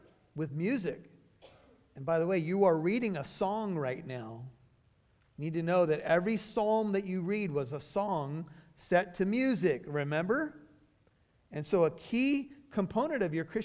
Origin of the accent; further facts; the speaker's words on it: United States; I'm an American citizen